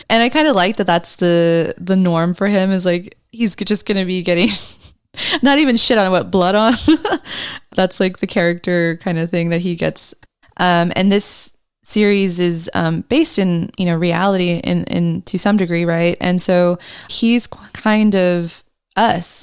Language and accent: English; Australia; reminds me of being Australian